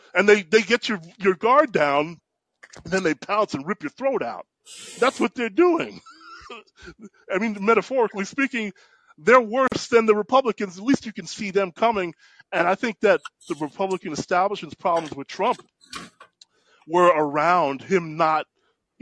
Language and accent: English; New York, United States; I grew up in New York